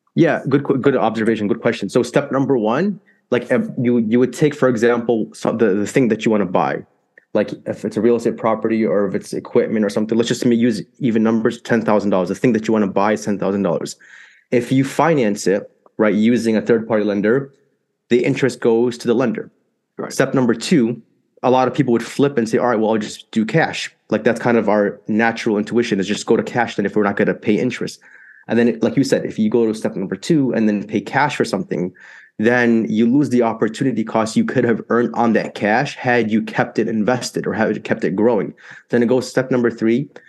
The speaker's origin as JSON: {"language": "English", "town": "Chicago", "region": "Illinois", "country": "United States", "tie": "born or raised there", "said": "So I'm from Chicago, Illinois, born and raised here"}